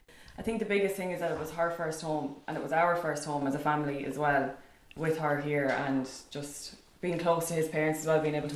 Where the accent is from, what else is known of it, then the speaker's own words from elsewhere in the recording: Kilkenny, Leinster, Ireland; now in Dublin, Ireland; I'm from Kilkenny originally.